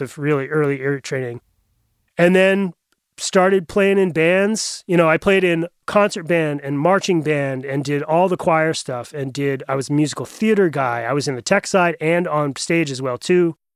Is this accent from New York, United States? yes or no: no; Bethel, Maine, United States; also born or lived in Portland, Maine; I grew up about a little over an hour up in Western Maine, just outside of Bethel